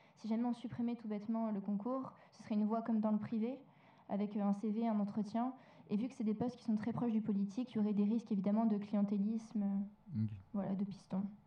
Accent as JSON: {"language": "French", "town": "Lyon", "region": "Auvergne-Rhône-Alpes", "country": "France", "tie": "born or raised there", "also_born_or_lived": "Villeurbanne", "moved": "as an adult", "said": "je suis lyonnaise d'origine, enfin, je suis ville donc j'ai fait mon collège à Villeurbanne. Mmh. Et après, je suis allée à Lyon pour mon lycée"}